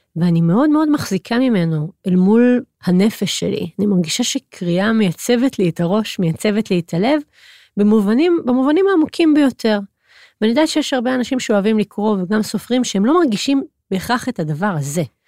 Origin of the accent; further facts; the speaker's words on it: Hod HaSharon, Central District, Israel; גדלתי בהוד השרון